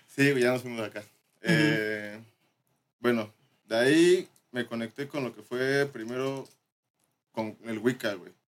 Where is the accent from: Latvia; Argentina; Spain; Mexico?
Mexico; Morelos; soy de Morelos